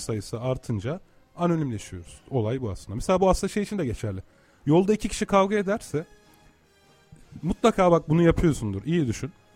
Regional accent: Turkey; sen de ben de bu topraklarda doğduk değil mi? Yıllardır buralarda yaşıyoruz.

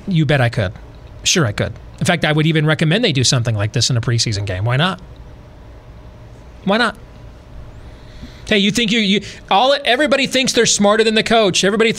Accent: California, United States; I loved that when I was a kid growing up in California when my stepdad was in the Navy.

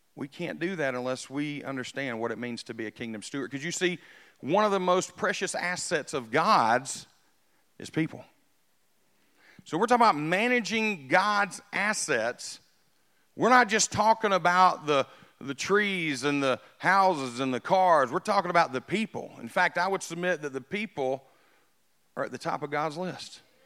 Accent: United States; I was born in America. I, I'm super, super pumped that I got to grow up in America.

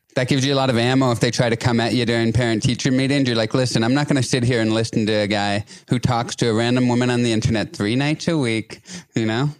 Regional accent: an hour outside Toronto, Ontario, Canada; I'm from a place like an hour outside Toronto

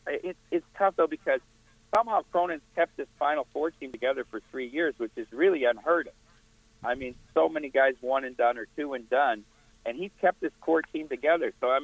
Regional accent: Iowa, United States; I'm from Iowa.

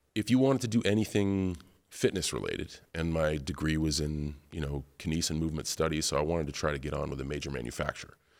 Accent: West Newbury, Massachusetts, United States; growing up in West Newbury, Massachusetts

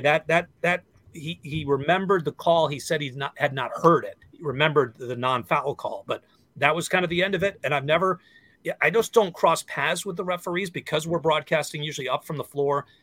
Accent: Western Massachusetts, United States; also born or lived in San Diego / Seattle; now in Minnesota, United States; I grew up in Western Massachusetts, so I grew up um, three hours away from Boston

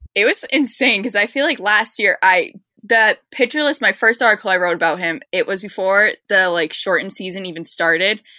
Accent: Boston, Massachusetts, United States; I'm from Boston

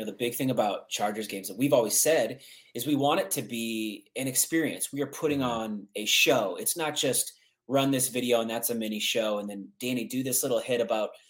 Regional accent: Omaha, Nebraska, United States; moved away; growing up in Nebraska, we have a very iconic stadium there

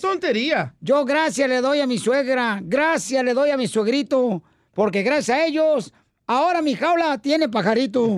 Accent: Monterrey, Nuevo León, Mexico; soy de Monterrey, Nuevo León

